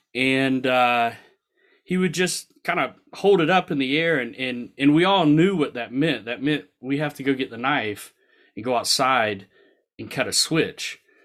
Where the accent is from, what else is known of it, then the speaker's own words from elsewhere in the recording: the South, United States; I grew up in the South